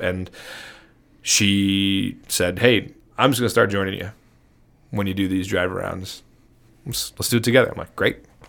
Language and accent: English; Chicago, Illinois, United States; we're from Chicago